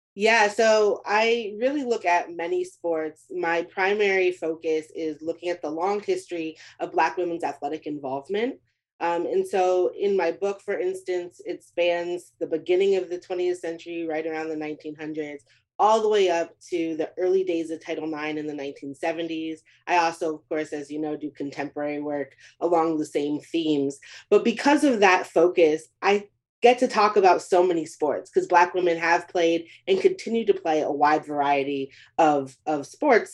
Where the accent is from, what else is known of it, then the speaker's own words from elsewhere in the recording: Beaumont, Texas, United States; my hometown of Beaumont, Texas